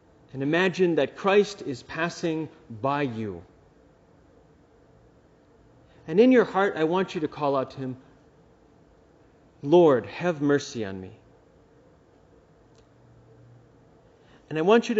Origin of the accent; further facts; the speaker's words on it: United States; I'm an American.